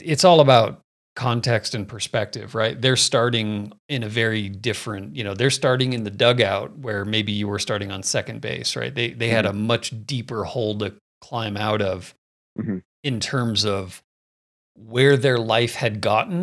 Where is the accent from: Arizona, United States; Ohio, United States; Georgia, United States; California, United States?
Arizona, United States; Phoenix; moved away as an adult; now in Colorado, United States; I grew up in Phoenix